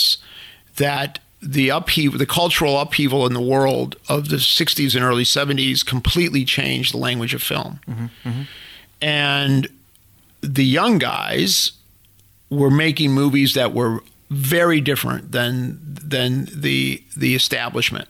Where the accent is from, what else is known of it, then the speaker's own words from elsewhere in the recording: Chicago, Illinois, United States; moved away; I came from the South Side of Chicago